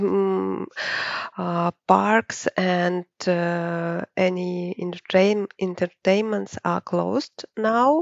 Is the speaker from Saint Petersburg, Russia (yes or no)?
yes; Saint Petersburg, Russia; I'm from St. Petersburg